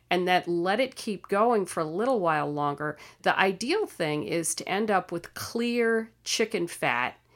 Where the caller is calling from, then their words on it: Gainesville, Florida, United States; I'm calling from Gainesville, Florida.